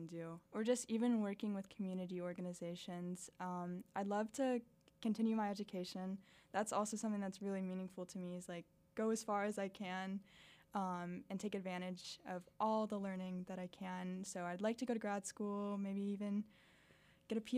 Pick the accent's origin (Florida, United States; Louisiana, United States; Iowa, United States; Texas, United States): Florida, United States; Miami; now in Arkansas, United States; growing up in Miami